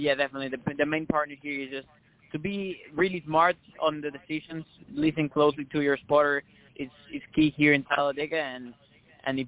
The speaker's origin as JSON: {"language": "English", "country": "Mexico", "moved": "yes", "said": "I come from Mexico"}